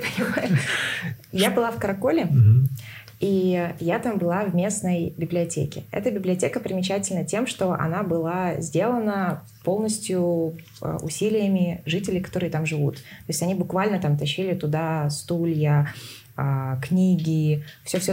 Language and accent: Russian; Tuva, Russia; Из Тувы